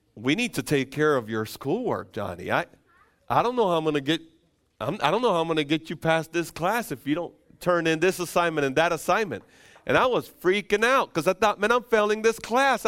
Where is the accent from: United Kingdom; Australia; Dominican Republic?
Dominican Republic; moved away; I'm from the Dominican Republic.